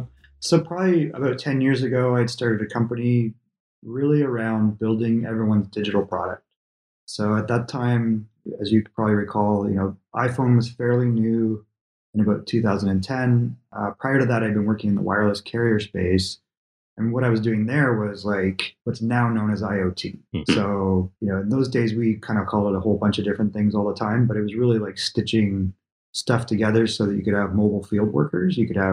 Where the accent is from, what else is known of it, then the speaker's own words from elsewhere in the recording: Canada; moved away; But in those days, I moved from Canada, basically, to California.